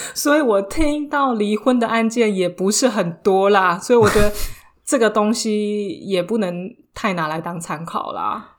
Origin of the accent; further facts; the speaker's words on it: Taiwan; now in France; 朋友之间就像我们台湾人一样